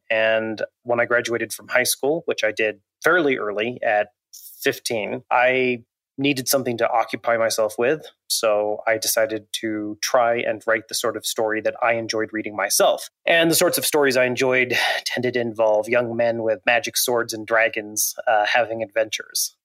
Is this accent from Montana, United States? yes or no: yes; Montana, United States; I grew up in Montana, uh, still live there, in fact, not too far from my childhood